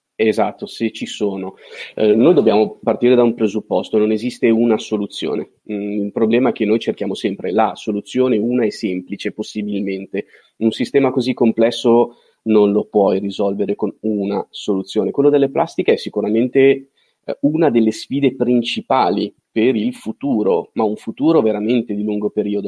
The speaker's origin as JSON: {"language": "Italian", "town": "Milan", "region": "Lombardy", "country": "Italy", "tie": "born or raised there", "also_born_or_lived": "Genoa", "moved": "as an adult", "said": "nato e cresciuto a Milano"}